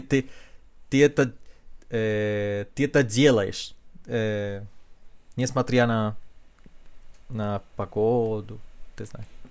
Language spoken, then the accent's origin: Russian; Chile; Russian is a second language; в нашем диалекте испанского языка есть, конечно, много слов на языке кечуа